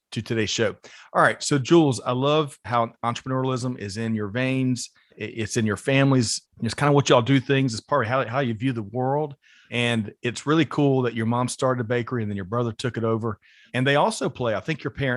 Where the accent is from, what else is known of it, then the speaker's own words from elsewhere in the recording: Aiken, South Carolina, United States; Stacy and I both grew up in Aiken, South Carolina